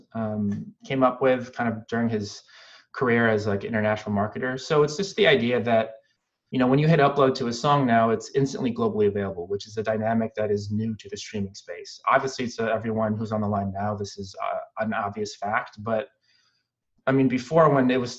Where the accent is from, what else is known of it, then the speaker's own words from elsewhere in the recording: Philippines; I'm Filipino